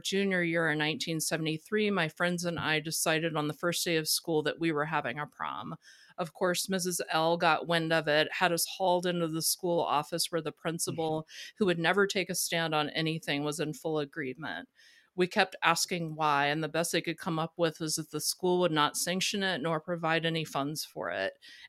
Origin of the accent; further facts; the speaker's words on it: Louisiana, United States; my hometown. It's an incredibly small town in Louisiana